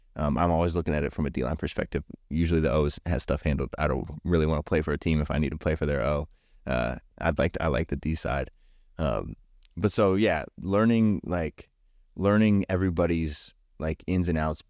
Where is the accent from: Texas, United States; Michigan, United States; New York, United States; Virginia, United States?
Virginia, United States; Berryville; I was born in Southern Virginia, and I grew up in Berryville, Virginia, which is up north, uh, closer to D C here